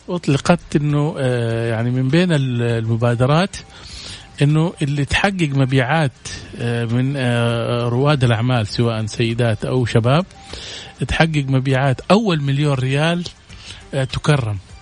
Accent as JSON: {"language": "Arabic", "country": "Saudi Arabia", "said": "عندنا في السعوديه"}